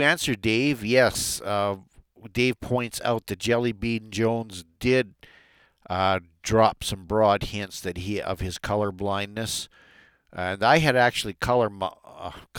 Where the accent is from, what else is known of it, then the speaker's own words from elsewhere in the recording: Alberta, Canada; I'm from Alberta.